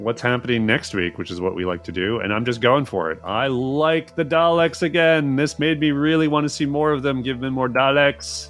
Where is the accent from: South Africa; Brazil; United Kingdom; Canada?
Canada; Edmonton, Alberta; now in United States; I am from Edmonton